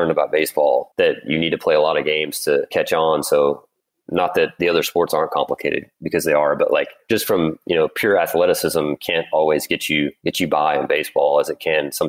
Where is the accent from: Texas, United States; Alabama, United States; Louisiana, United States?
Louisiana, United States; growing up in Louisiana